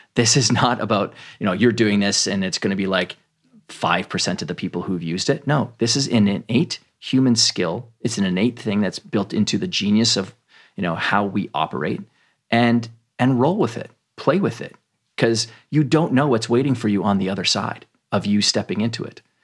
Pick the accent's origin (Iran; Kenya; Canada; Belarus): Canada; I grew up in Canada